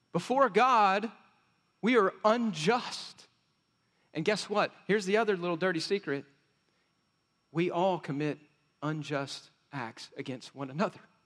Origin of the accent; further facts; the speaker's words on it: West Texas, United States; I grew up in Cuspa, West Texas, so we said it like this